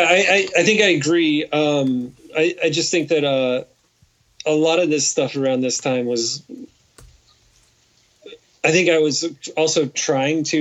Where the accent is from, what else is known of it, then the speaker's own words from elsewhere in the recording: Kansas, United States; the people I grew up with in Kansas